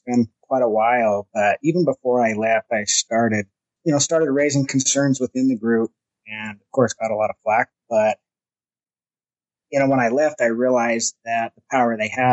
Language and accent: English; Huntington, Utah, United States; I grew up down in Huntington, Utah